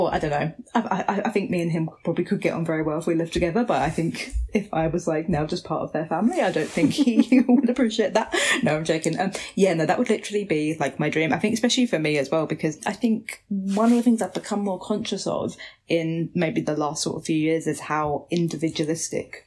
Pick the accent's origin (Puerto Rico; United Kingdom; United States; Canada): United Kingdom; Basildon, East of England; moved away as an adult; I grew up in Basildon